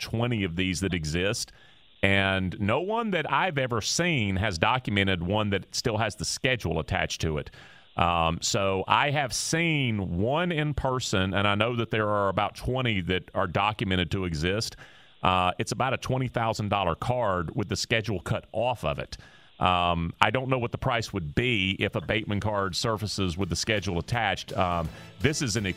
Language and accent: English; Houston, Texas, United States; I was born in Houston in 1967, the end of 67